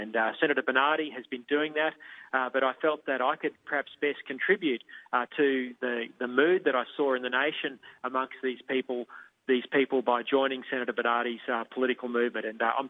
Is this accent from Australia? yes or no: yes; Toowoomba, Queensland, Australia; now in Brisbane, Australia; Toowoomba is my hometown where I went to school and university, served on the council there for a term and a half, and of course got friends and family there.